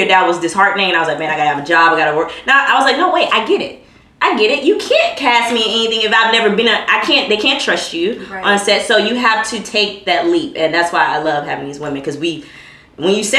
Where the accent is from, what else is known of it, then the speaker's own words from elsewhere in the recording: Texas, United States; I'm from Texas